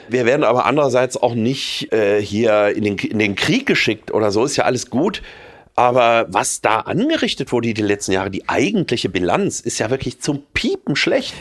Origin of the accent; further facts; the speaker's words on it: North Rhine-Westphalia, Germany; moved away as an adult; now in Munich, Germany; Ich bin nicht nur aus äh, Nordrhein-Westfalen und auch äh, merke, dass das meine Heimat ist. Nach wie vor auch nach 30 Jahren in München